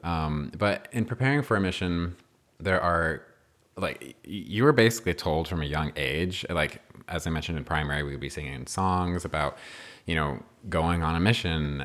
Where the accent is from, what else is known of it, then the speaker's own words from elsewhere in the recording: New Mexico, United States; I was born and raised in New Mexico